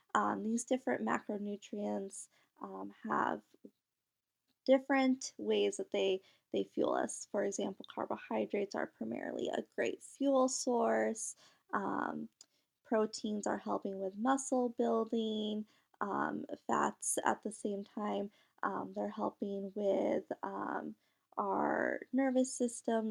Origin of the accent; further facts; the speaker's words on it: Michigan, United States; also born or lived in India; I was actually adopted from India at a very young age and then grew up in Michigan when I was a year old.